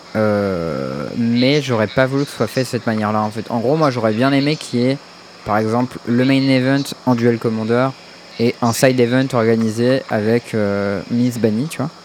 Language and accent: French; Paris, Île-de-France, France; je suis parisien